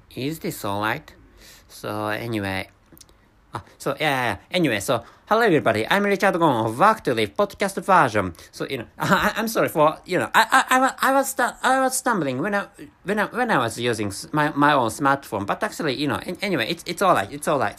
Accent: Japan; accent: Japanese; first language Japanese; English is a second language; I'm a non-native speaker of English language and my mother tongue is Japanese

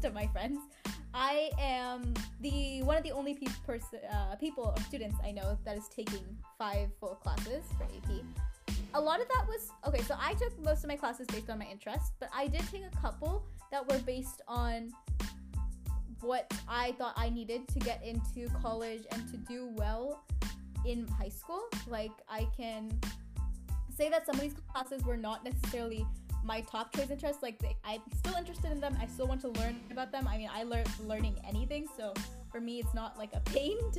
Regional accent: Oregon, United States; now in California, United States; I grew up in Oregon before I moved to California

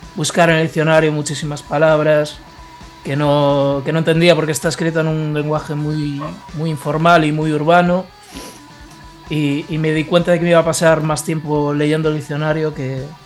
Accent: Ponteareas, Galicia, Spain; soy de Ponte Arias, eh, es un pueblo de la provincia de Pontevedra, no sé si os suena. Es una de las cuatro provincias de, Galicia.

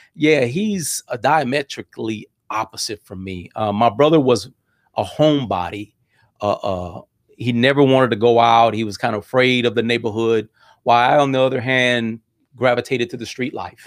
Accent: Miami Gardens, Florida, United States; also born or lived in Cutler Ridge; we settled down in, in, in, in Ca, in, in Carroll City area, and, and that's where I grew up

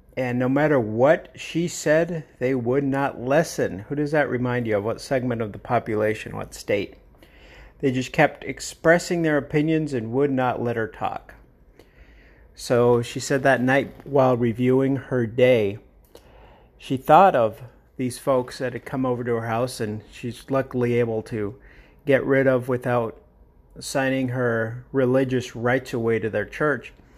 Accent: Phoenix, Arizona, United States; my hometown of, or local town, whatever you want to call it, of Phoenix, Arizona

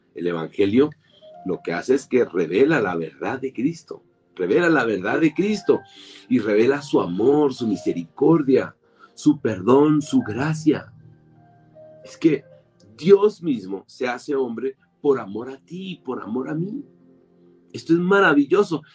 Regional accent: Colombia; soy ciudadano colombiano

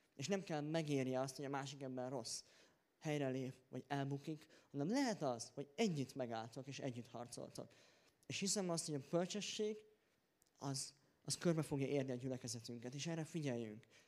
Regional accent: Hungary; én magyarként

